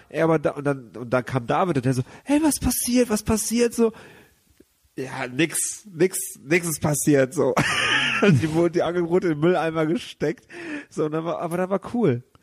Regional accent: Gummersbach, North Rhine-Westphalia, Germany; moved away as an adult; now in Cologne, Germany; ich bin halt in der Kleinstadt da aufgewachsen und da bin ich nie groß rausgekommen

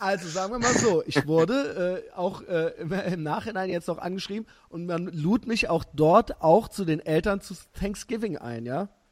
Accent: Germany; ich bin halt Deutscher

